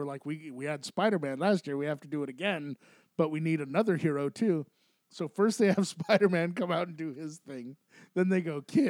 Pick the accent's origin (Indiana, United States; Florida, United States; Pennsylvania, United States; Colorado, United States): Colorado, United States; Aurora; Aurora, Colorado.